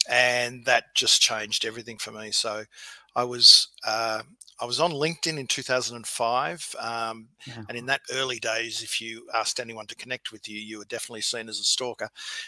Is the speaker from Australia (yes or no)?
yes; Victoria, Australia; No, I was in the country. So I've always been a country kid, and my dad was a bank manager.